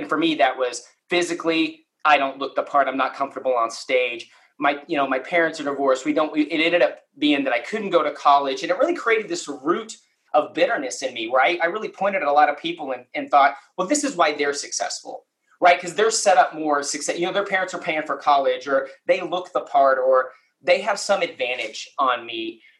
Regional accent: Lubbock, Texas, United States; I grew up in West Texas out in Lubbock

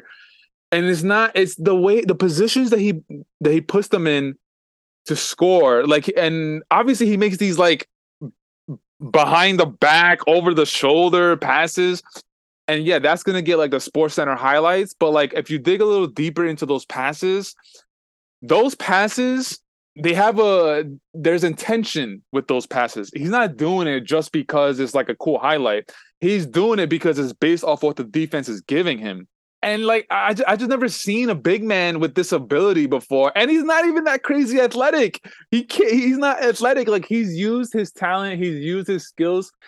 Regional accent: New York, United States; I'm from New York.

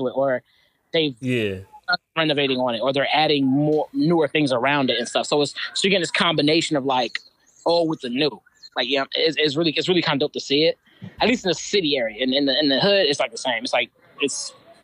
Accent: Philadelphia, Pennsylvania, United States; moved away; out here in my hometown of Philly

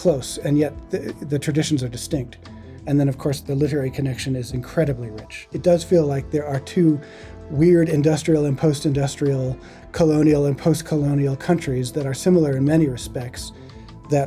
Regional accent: Chicago, Illinois, United States; moved away as an adult; also born or lived in Denver, Colorado / Johannesburg, South Africa; I was born in Denver, Colorado. And schooled in Chicago

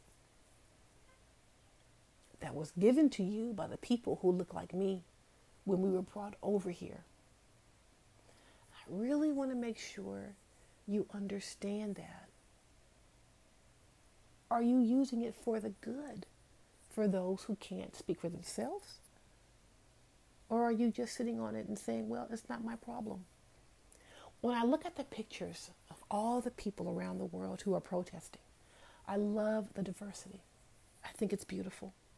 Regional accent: United States; I am African American

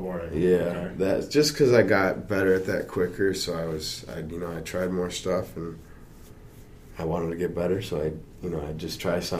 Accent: Traverse City, Michigan, United States; also born or lived in Sault Ste. Marie, Michigan; I was born in Traverse. They were here, and then it's like probably just a couple months after I was born, we moved back up to the Sioux.

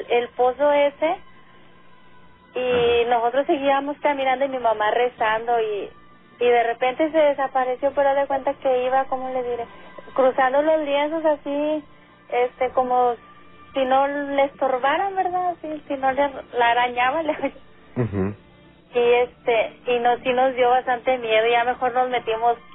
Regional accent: González, Tamaulipas, Mexico; now in Matamoros, Mexico; Yo soy de González, Tamaulipas.

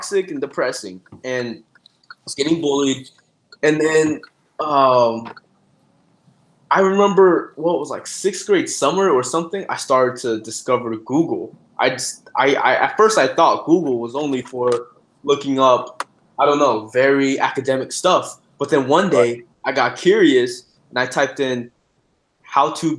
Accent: China; also born or lived in New York, United States; now in United States; I was born in New York, but I was raised in China. I was sent to China since I was 2 months old

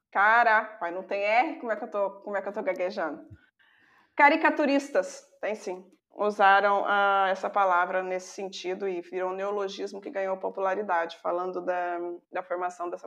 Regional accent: Minas Gerais, Brazil; sou mineira

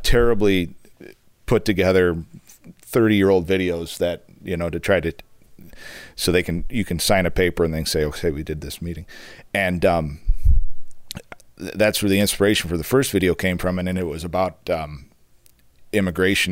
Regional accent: Charlevoix, Michigan, United States; I grew up in Charlevoix in the Midwest in a small town

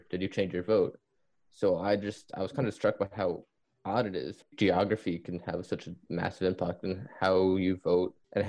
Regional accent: Florida, United States; growing up in Florida gives you a completely different relationship with politics than pretty much anywhere else in the country.

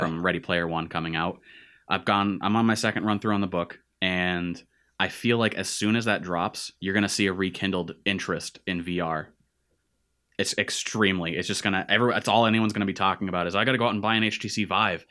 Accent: Central Massachusetts, United States; we grew up in Central Mass

